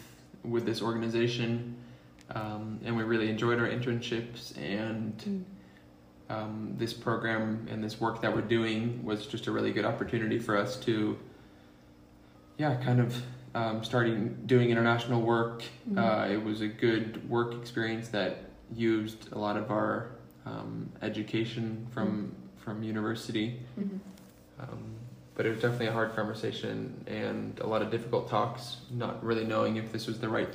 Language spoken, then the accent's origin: English; Albania; also born or lived in Sweden; now in United States; My mom's Swedish, and that's where I'm born. But we grew up in Albania.